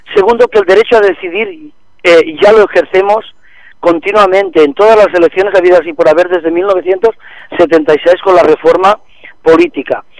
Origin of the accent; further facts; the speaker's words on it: Catalonia, Spain; somos catalanes